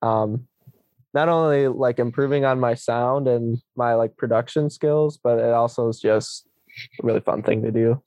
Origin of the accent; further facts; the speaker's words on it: Eau Claire, Wisconsin, United States; my hometown is Eau Claire, Wisconsin